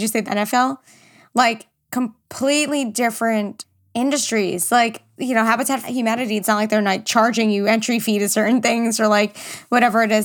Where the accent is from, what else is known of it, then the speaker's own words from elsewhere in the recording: New York, United States; I'm from New York